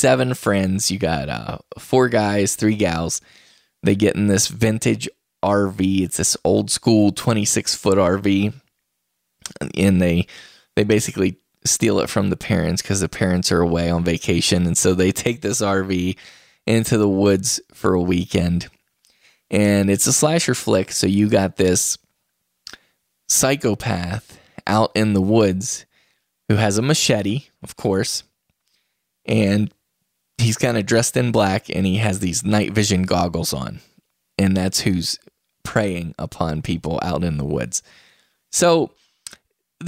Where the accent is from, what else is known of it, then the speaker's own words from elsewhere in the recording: West Virginia, United States; moved away; I hail from West Virginia